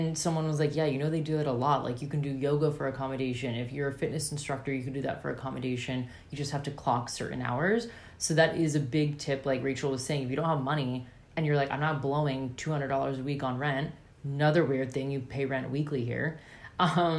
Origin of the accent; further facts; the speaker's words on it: United States; moved away as an adult; now in Australia; I'm American